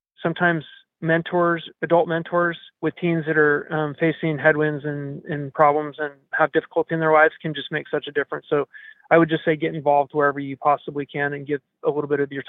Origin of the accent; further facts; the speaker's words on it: Nevada County, California, United States; when we grew up in Nevada County.